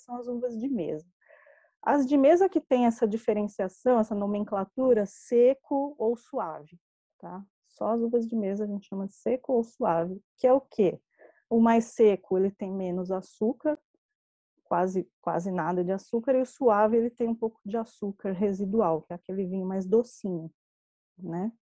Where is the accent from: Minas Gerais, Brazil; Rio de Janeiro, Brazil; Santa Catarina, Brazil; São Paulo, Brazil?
São Paulo, Brazil; eu sou aqui de São Paulo, capital, né? Minha família é toda daqui